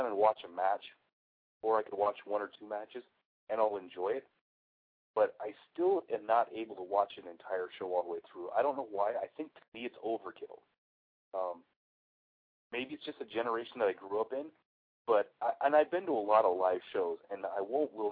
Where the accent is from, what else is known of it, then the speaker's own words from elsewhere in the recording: the Northwest, Pacific Northwest, United States; I grew up in the Northwest